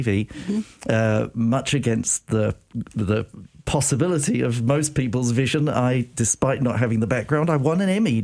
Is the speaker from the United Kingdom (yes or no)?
yes; United Kingdom; accent: British; moved away as an adult; now in United States; I am British